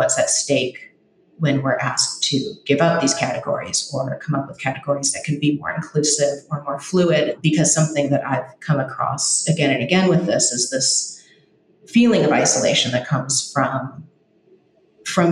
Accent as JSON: {"language": "English", "town": "Los Angeles", "region": "California", "country": "United States", "tie": "born or raised there", "said": "I grew up"}